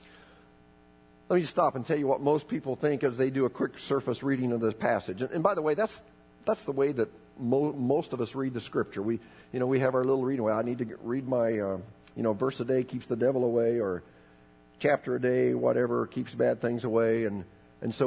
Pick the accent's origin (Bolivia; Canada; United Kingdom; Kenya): Bolivia; I was raised in Bolivia